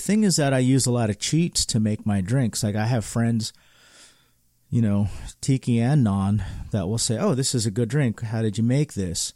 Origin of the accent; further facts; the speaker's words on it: California, United States; as a Californian, we do a lot of things so differently